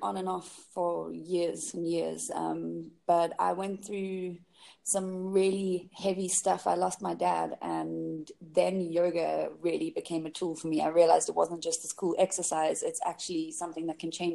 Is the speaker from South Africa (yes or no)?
yes; South Africa; moved away as an adult; also born or lived in England / London; I was born in England and grew up in South Africa and went back to England. I came back to South Africa with a few stops on the way.